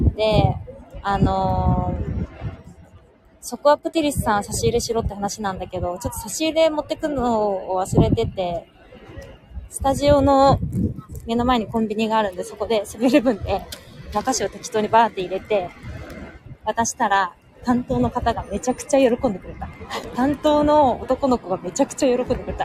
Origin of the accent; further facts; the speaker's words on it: Tokyo, Japan; also born or lived in Hiroshima; 東京生まれ、東京育ちの人間